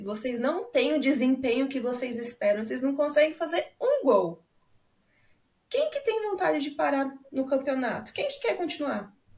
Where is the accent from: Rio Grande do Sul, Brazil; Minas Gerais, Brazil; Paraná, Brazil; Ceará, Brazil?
Paraná, Brazil; Londrina; sou da cidade de Londrina, aqui no Paraná